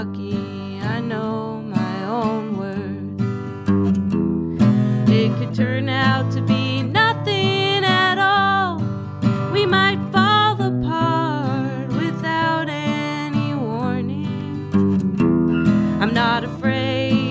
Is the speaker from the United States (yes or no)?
yes; Orange County, Southern California, United States; Southern California